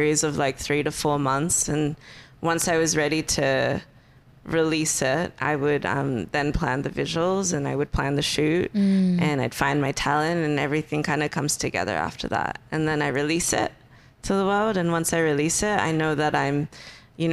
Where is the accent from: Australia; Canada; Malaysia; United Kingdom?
Australia; Perth, Western Australia; moved away as an adult; now in Los Angeles, United States; I grew up in Perth, and so it's always sunny